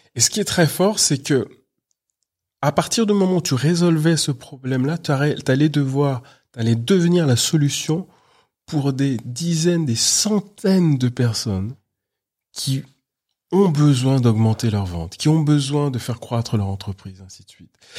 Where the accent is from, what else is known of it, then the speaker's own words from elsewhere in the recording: Paris, Île-de-France, France; je suis né à Paris, j'ai toujours vécu à Paris